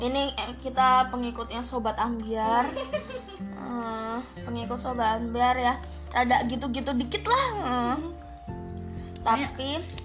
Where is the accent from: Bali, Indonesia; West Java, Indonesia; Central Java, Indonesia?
Central Java, Indonesia; Semarang; Dari dulu aku lahir di Semarang